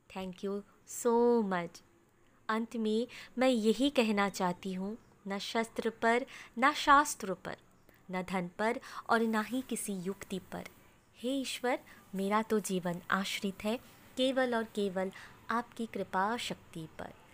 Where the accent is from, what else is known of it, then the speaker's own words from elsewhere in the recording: West Bengal, India; मैं वेस्ट बंगाल से बिलोंग करती हूँ